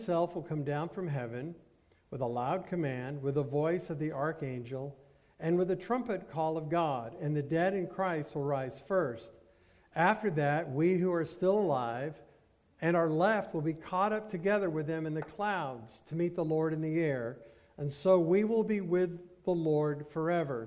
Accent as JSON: {"language": "English", "country": "United States"}